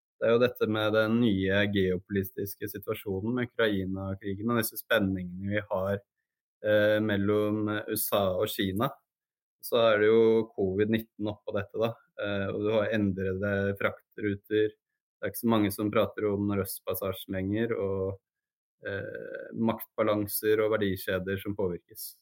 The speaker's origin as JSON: {"language": "Norwegian", "country": "Norway", "said": "Og jeg ble jo da som nordmann utskjelt"}